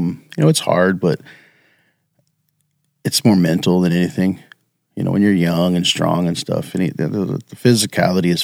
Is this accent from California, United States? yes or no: yes; Salinas, California, United States; moved away; A city called Salinas in Central California.